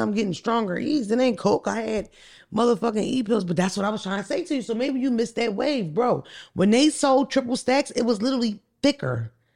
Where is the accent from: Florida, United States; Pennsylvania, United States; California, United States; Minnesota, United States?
Pennsylvania, United States; Philadelphia; I'm from North Philly, from the wet block